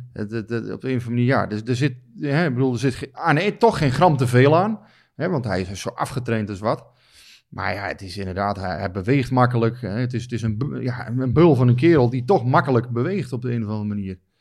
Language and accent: Dutch; Netherlands; wij als Nederlanders